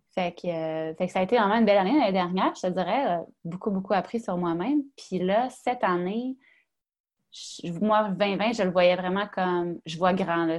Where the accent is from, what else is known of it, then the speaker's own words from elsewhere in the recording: Quebec, Canada; je viens du Saguenay-Lac-Saint-Jean